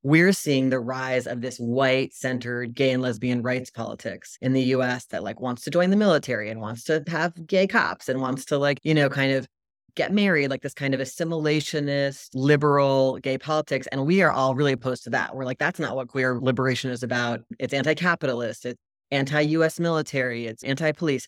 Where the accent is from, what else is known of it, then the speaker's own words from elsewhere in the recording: Virginia, United States; I grew up in Virginia